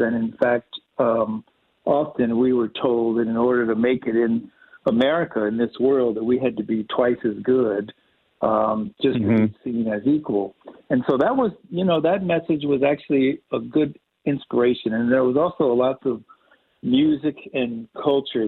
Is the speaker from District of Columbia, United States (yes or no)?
yes; Washington, District of Columbia, United States; moved away as an adult; also born or lived in Chicago; now in Nevada County, United States; I grew up in Washington, D.C., right in Northeast D.C., in the 50s, 60s, and 70s